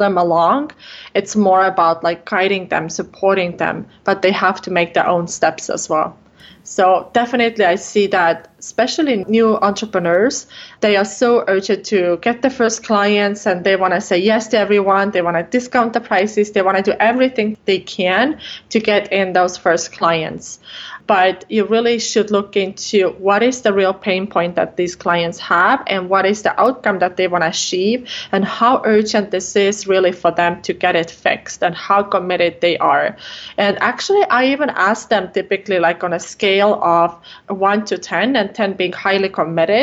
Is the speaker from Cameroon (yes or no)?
no; Estonia; English is a second language; moved away as an adult; now in Minnesota, United States; I'm actually from Estonia, from Northern Europe, but I live here in Minnesota in the United States